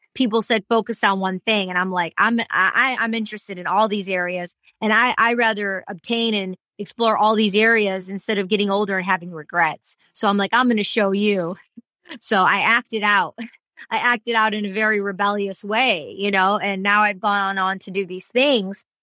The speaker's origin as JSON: {"language": "English", "region": "Michigan", "country": "United States", "tie": "born or raised there", "also_born_or_lived": "Detroit", "accent": "Michigan", "moved": "yes", "lives_now": "Los Angeles, United States", "said": "I was raised in Michigan"}